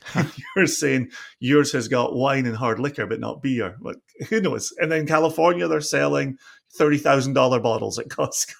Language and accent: English; Scotland, United Kingdom; now in Virginia, United States; the off license, as we grew up calling it in Scotland